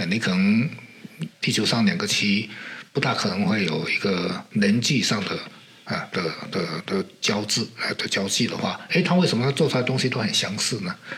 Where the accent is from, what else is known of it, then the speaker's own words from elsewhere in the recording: Fujian, China; first language Hokkien (Minnan); Chinese is a second language; 因为我是福建的闽南人